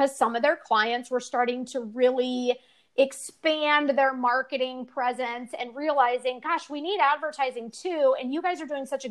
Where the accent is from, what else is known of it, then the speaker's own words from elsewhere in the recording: California, United States; I was from California